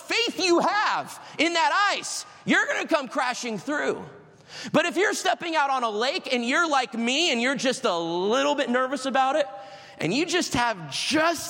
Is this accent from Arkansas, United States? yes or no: no; Florida, United States; I'm from Florida. I'm not used to the winter of Michigan in March